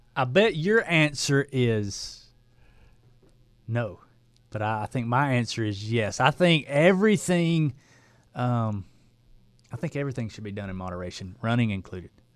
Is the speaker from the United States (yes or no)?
yes; Dalton, Georgia, United States; I was a builder from Dalton, Georgia